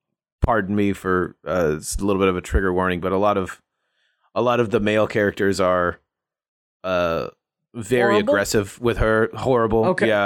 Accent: Alabama, United States; No, I'm from Alabama, which also sucks.

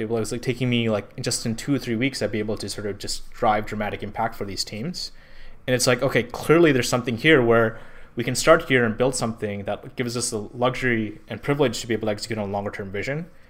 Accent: Pakistan; moved away as an adult; now in California, United States; I'm from Pakistan

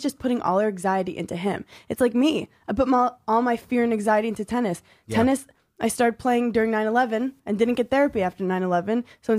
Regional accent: New York City, New York, United States; I grew up in New York City just watching crazy cab drivers.

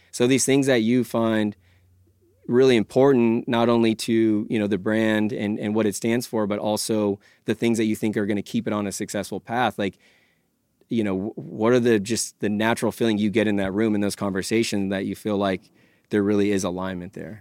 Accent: California, United States; born and raised in California

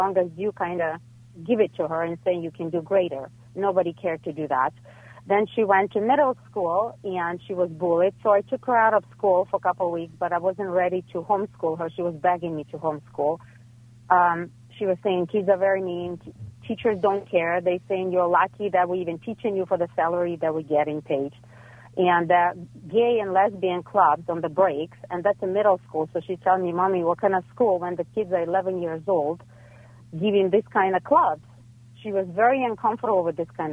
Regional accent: Ukraine; now in Los Angeles, United States

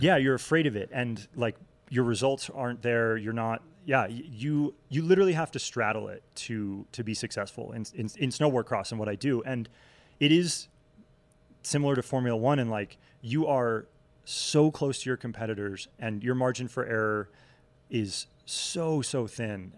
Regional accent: Vermont, United States; moved away as an adult; also born or lived in Connecticut / Oklahoma City; now in Salt Lake City, United States; growing up in New England, right, like, I, I was born in Connecticut, grew up in Vermont

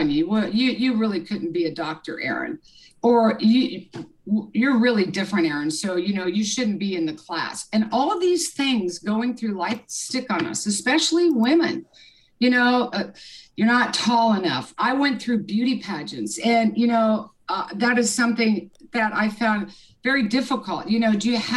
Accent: Lawrence, Kansas, United States; I grew up in Kansas, Lawrence, Kansas. I'm a Midwest girl

